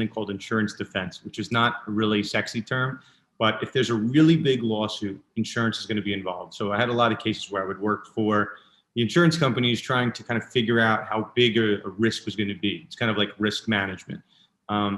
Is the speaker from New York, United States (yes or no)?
yes; New York, United States; I'm born and raised in New York. I grew up in the suburbs.